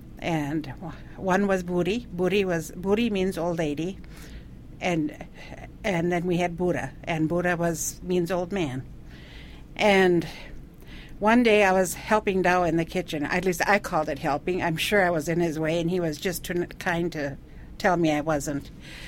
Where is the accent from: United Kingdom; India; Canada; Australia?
India; now in United States; I was homeschooled. I grew up in India, so my mother homeschooled me. And every 5 years, we'd come to the United States for a year.